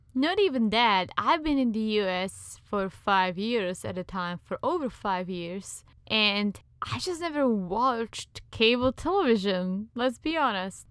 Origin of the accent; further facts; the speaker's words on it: Czechia; accent: Czech; English is a second language; now in United States; I am indeed from the Czech Republic